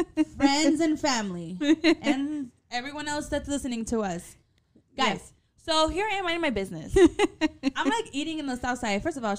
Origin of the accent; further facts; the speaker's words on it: Atolinga, Zacatecas, Mexico; We are from El Municipio, El Pueblo de Atolinga Zacatecas.